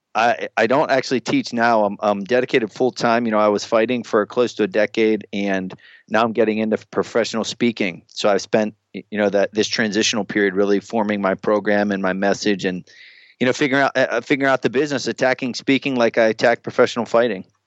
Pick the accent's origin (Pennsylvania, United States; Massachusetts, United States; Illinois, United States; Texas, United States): Pennsylvania, United States; I'm from Pennsylvania